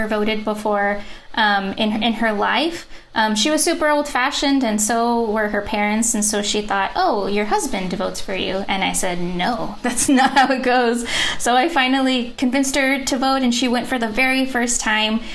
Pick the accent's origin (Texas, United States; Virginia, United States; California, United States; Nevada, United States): Texas, United States; Kyle; I'm from Kyle, Texas, and I grew up seeing Confederate flags flown everywhere.